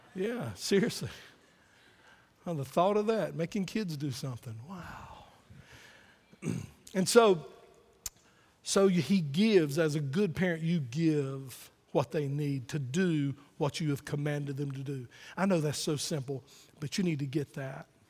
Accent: Wayne County, North Carolina, United States; I'm from Wayne County, North Carolina

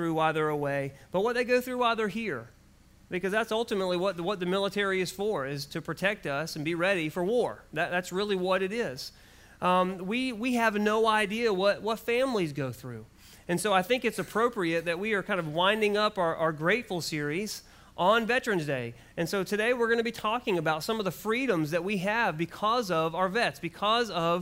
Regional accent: United States; I'm so glad for the freedoms that I have as an American

